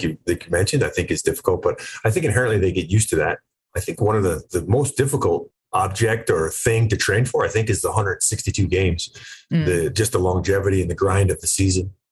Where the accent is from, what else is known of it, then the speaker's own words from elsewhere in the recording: Florida, United States; I grew up in Florida